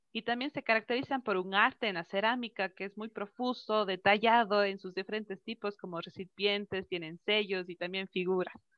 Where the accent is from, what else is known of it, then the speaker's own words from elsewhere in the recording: Cuenca, Azuay, Ecuador; rescatar nuestra identidad como cuencanos, como ecuatorianos